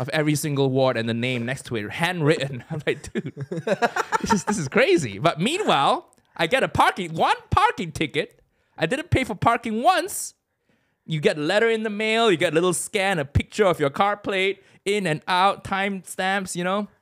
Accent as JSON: {"language": "English", "country": "Malaysia", "tie": "born or raised there", "also_born_or_lived": "Chicago area, United States", "moved": "as an adult", "lives_now": "United Kingdom", "said": "I grew up in Malaysia"}